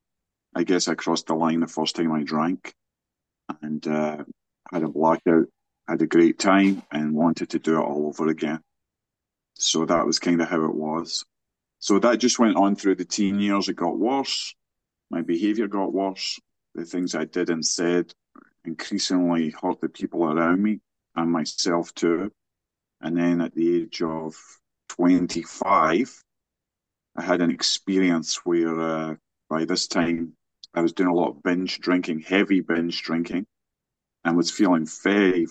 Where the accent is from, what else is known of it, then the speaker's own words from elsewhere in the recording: Scotland, United Kingdom; now in West Virginia, United States; I'm located in Virginia. I'm not from here originally, of course. I'm from Scotland